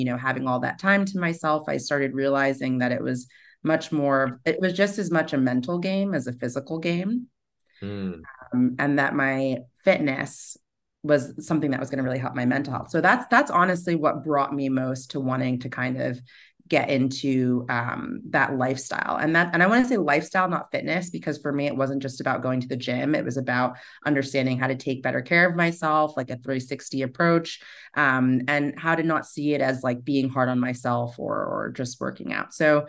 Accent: New York City, New York, United States; especially as like a New Yorker where, you know, like we live to work.

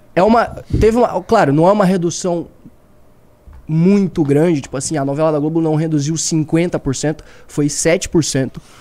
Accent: Santa Catarina, Brazil; lá da minha terra, lá de Santa Catarina

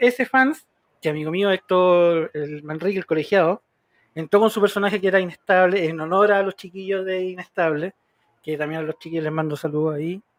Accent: Chile; Aquí en Chile

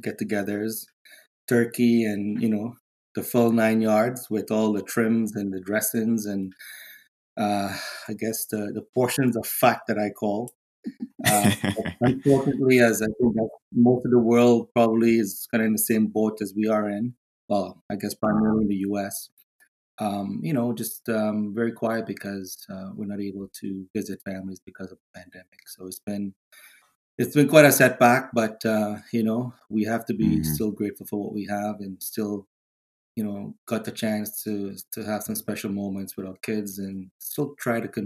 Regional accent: Trinidad & Tobago; also born or lived in Canada; now in Weston, United States; I was born in Trinidad

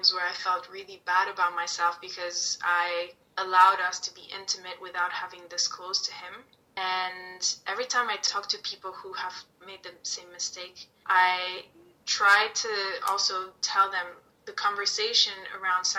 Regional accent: Italy; moved away; me growing up in Italy

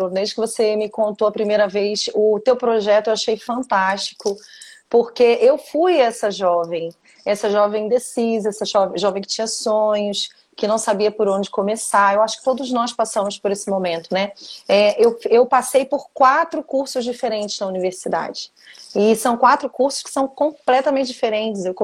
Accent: Rio de Janeiro, Brazil; now in Vila Velha, Brazil; É, eu sou, do, na verdade, sou carioca, mas já

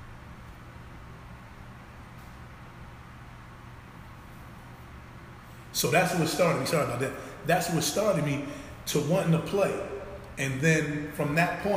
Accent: Lakewood, New Jersey, United States; I grew up in Lakewood, New Jersey, in poverty

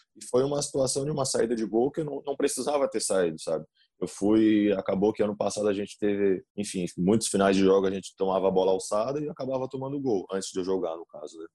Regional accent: South Region, Brazil; moved away; eu sou do Sul

